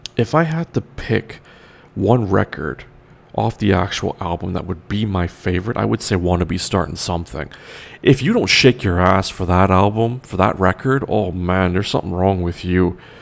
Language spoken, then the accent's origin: English; Toronto, Ontario, Canada; West side of Toronto is Rexdale, where I'm from originally. Yes, I'm Trinidadian, but I was born in Toronto, the west side.